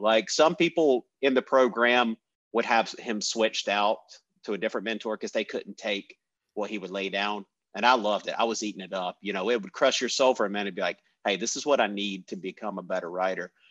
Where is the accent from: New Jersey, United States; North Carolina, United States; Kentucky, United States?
North Carolina, United States; Randolph County; also born or lived in High Point, North Carolina; I was born in Randolph County